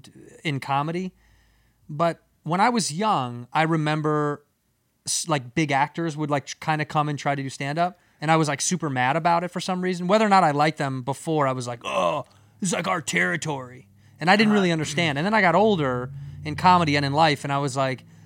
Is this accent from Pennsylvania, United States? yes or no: no; Chicago, Illinois, United States; moved away; I grew up in Chicago